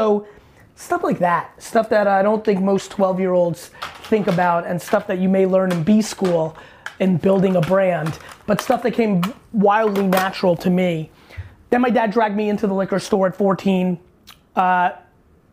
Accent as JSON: {"language": "English", "town": "New York City", "region": "New York", "country": "United States", "tie": "born or raised there", "also_born_or_lived": "Soviet Union / New Jersey", "said": "I was born in the Soviet Union. I immigrated to the US when I was a little guy, 3-4 years old. Grew up in Queens, not too far from here"}